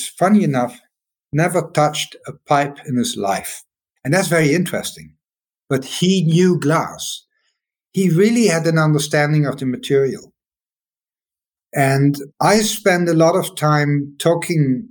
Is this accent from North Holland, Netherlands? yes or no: no; Maastricht, Limburg, Netherlands; I'm walking in Maastricht in my hometown